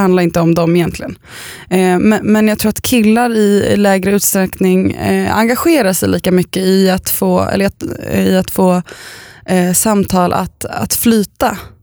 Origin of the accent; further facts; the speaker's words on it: Östervåla, Uppsala County, Sweden; moved away; jag åkte ambulans från där jag bodde när jag var liten i Östervåla